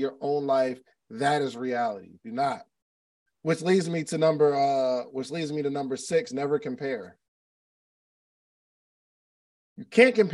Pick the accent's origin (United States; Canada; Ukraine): United States; New Jersey; moved away as an adult; also born or lived in Alabama / Atlanta; I grew up in South Jersey which is right across the bridge from Philadelphia.